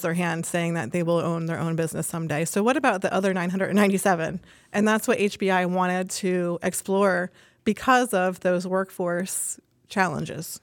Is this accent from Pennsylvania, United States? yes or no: yes; Reading, Pennsylvania, United States; I'm from Reading, Pennsylvania, actually, and I grew up in a construction family